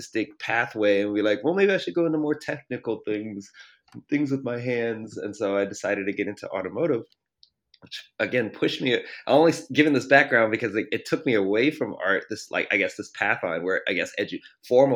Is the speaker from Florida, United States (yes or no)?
no; Baltimore, Maryland, United States; moved away as an adult; also born or lived in Canada; now in Sacramento, United States; I'm from the East Coast, the Baltimore area